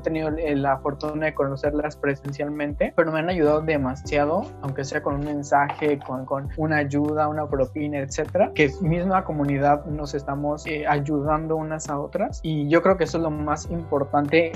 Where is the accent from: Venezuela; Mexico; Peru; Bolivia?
Mexico; vivo en este país y soy orgullosamente mexicana